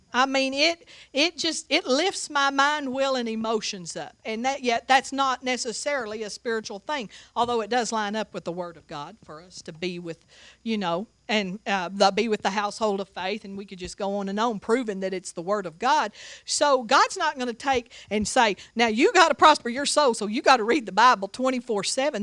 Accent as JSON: {"language": "English", "town": "Seagraves", "region": "Texas", "country": "United States", "tie": "born or raised there", "also_born_or_lived": "Tuscaloosa, Alabama", "moved": "yes", "said": "I grew up in Sea Graves, Texas"}